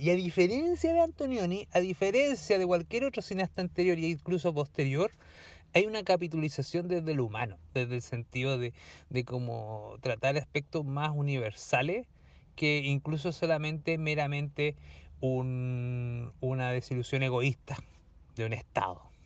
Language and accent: Spanish; Talca, Maule, Chile; no soy de allá, soy más de Talca que Pichilemu